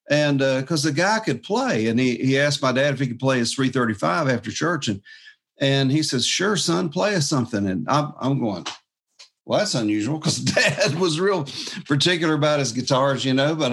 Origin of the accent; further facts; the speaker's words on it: Jacksonville, Florida, United States; I was raised in church, and so Dad was a guitar player. He played uh, his 335 and uh, and then I was playing my flat top guitar um, when I was just a kid, but yeah, after church one night, there was this uh, sailor because I'm from Jacksonville, Florida